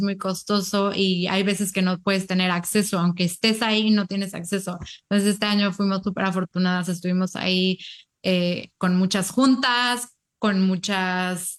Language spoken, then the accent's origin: Spanish; Mexico; now in United States; somos de México y llevamos mucho tiempo viviendo en Estados Unidos